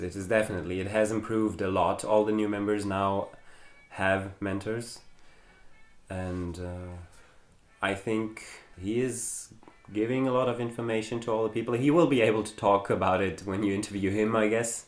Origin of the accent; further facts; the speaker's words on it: Germany; English is a second language; moved away as an adult; I was born in Germany and I grew up in Germany.